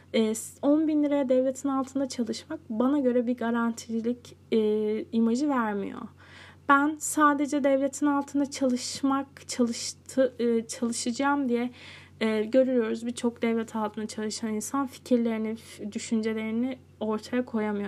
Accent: Cide, Kastamonu, Turkey; moved away; ben Cide'ye ne zaman taşındım? 9, 9 yaşındayken.

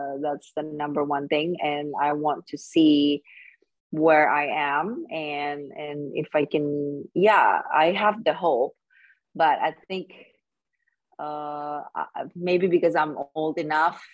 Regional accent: Indonesia; I'm from Indonesia and this is my first time

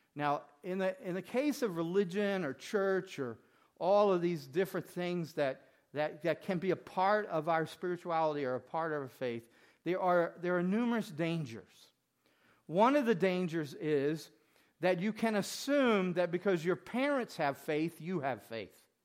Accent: Mississippi, United States; When I grew up in Mississippi

